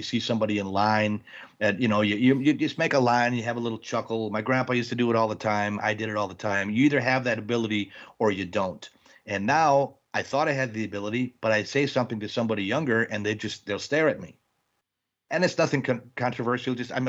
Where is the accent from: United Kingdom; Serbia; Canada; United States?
United States; Wisconsin; I'm from Wisconsin. They open a Hooters in Milwaukee.